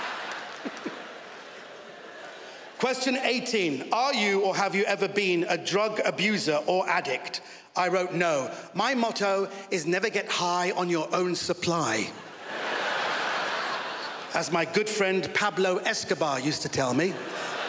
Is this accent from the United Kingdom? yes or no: yes; United Kingdom; I'm a British Iranian.